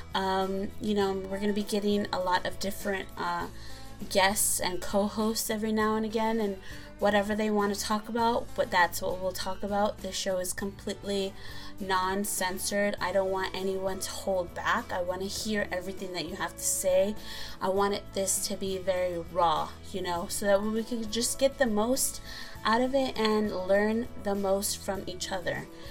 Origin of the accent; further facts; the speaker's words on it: San Pedro, California, United States; my hometown is San Pedro, California. That city has my heart. I love San Pedro. It just reminds me of my childhood and growing up there